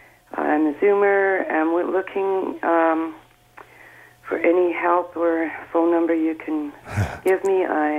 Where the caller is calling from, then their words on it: Barrie, Ontario, Canada; Hi, Adam. I'm from Barrie.